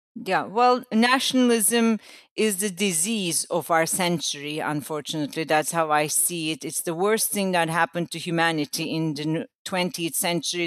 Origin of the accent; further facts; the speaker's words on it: Istanbul, Turkey; I'm from Istanbul